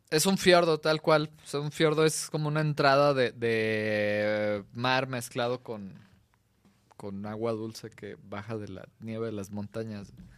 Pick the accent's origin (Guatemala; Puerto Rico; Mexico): Mexico; como mexicanos